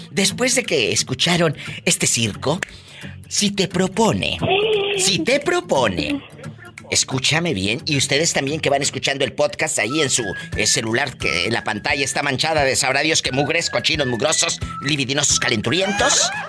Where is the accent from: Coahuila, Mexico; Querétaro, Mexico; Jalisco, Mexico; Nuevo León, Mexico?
Querétaro, Mexico; San Juan del Río; Vengo de San Juan del Río.